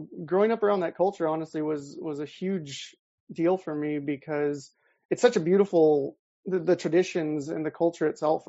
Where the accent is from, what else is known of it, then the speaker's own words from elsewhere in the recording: Salinas, California, United States; moved away as an adult; also born or lived in Bay Area; I grew up in Salinas